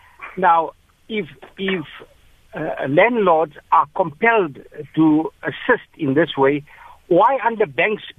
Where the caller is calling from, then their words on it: Potchefstroom, North West, South Africa; I'm calling from Potchefstroom.